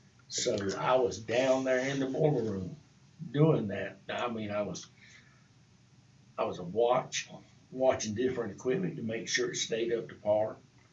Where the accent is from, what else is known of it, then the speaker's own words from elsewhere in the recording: New Bern, North Carolina, United States; I grew up on the coast of North Carolina in Newbern, North Carolina.